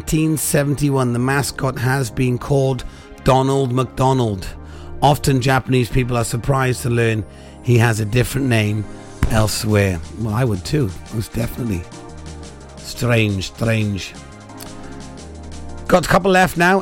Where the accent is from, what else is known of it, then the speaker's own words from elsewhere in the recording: Pembrokeshire, Wales, United Kingdom; I don't speak Welsh, even though I am from Wales, from Pembrokeshire